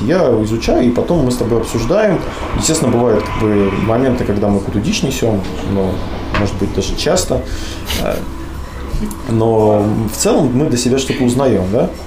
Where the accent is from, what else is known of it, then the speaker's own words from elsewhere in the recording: Kursk, Kursk Oblast, Russia; мы типа вот из Курска